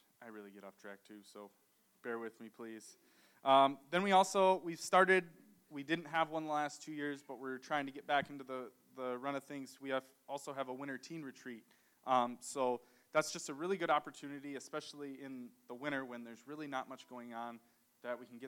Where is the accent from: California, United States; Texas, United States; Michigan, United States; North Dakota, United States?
Michigan, United States; Rudyard; We're both from Rudyard. We lived in the same town for how long? 10 years-ish